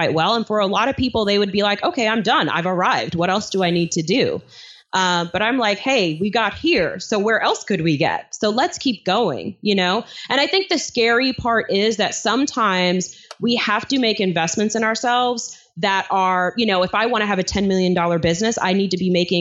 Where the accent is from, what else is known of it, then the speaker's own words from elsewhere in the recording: New York City, New York, United States; my apartment that I grew up in Flushing, Queens, New York